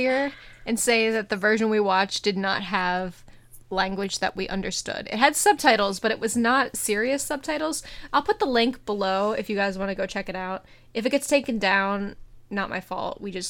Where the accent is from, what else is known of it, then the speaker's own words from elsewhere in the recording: United States; I'm American